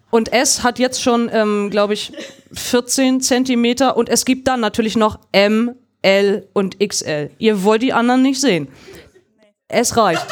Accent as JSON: {"language": "German", "country": "Germany", "said": "bei uns in Deutschland"}